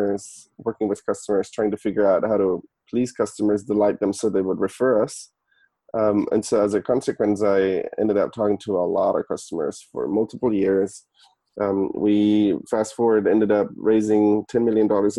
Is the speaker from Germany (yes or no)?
yes; Germany; moved away as an adult; also born or lived in San Francisco, United States; now in United States; I was born and raised in Germany originally. I moved to the US in 2011.